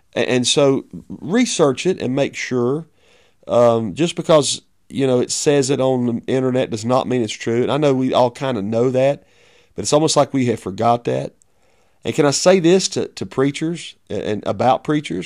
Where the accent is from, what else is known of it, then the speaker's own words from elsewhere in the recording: United States; as a pastor of a church, as an American